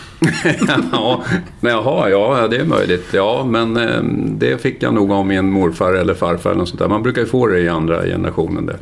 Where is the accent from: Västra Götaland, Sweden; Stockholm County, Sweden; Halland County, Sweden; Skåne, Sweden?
Stockholm County, Sweden; Stockholm; moved away as an adult; also born or lived in Kalmar / Solna / Spånga / Greece; now in Mariefred, Sweden; sen är jag uppväxt på Söder i Stockholm, Gubbängen som det hette